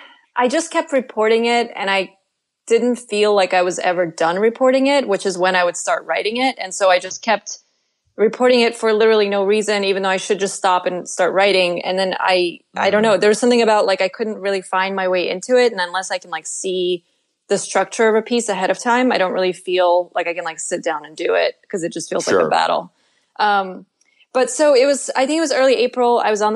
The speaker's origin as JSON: {"language": "English", "country": "Russia"}